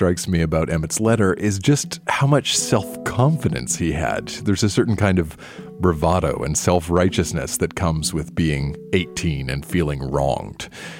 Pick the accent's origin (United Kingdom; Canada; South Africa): Canada; Nova Scotia; I grew up in Nova Scotia